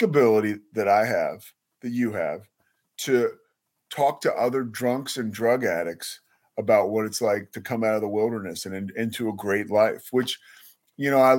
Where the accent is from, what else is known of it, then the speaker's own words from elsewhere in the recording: Villanova, Pennsylvania, United States; I grew up outside of Philadelphia in an area, Villanova, where the college is